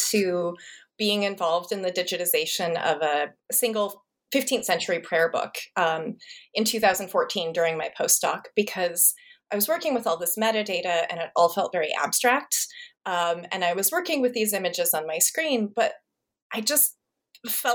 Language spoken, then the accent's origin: English; Montana, United States; moved away; I grew up in Montana, which is not known for its like urban centers of manuscript study